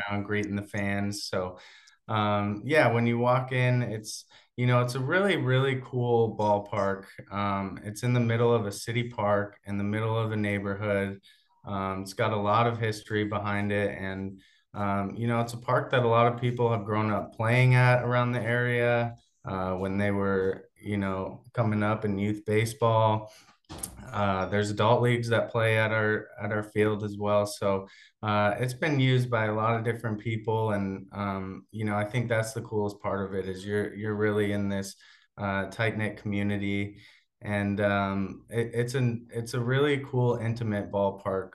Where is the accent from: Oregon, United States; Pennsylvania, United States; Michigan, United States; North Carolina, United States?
Oregon, United States; Portland; also born or lived in Corvallis, Oregon; I grew up in the Portland area, uh, about twenty minutes south of where our office and our stadium is